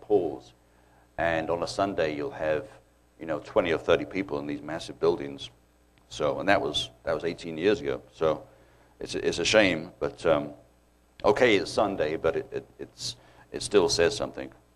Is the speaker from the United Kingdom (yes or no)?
yes; United Kingdom; moved away as an adult; now in United States; growing up in the British schools